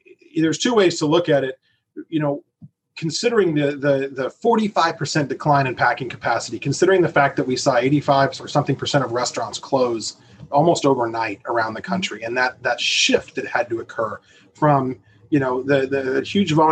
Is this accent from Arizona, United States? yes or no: yes; Arizona, United States; I'm from Arizona